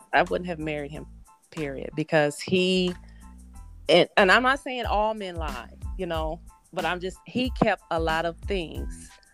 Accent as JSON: {"language": "English", "town": "Battle Creek", "region": "Michigan", "country": "United States", "tie": "born or raised there", "also_born_or_lived": "Tennessee", "moved": "yes", "lives_now": "Indianapolis, United States", "said": "I am originally from Battle Creek, Michigan, I was born actually in Tennessee, but raised in Michigan."}